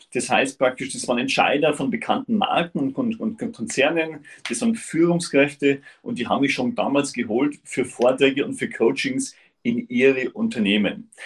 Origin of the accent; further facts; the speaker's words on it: Upper Bavaria, Germany; ich komme aus Oberbayern wirklich aus dem Süden von Deutschland. Ich bin in der Region, das ist in Salzach, das ist ein Stück oberhalb von Chiemsee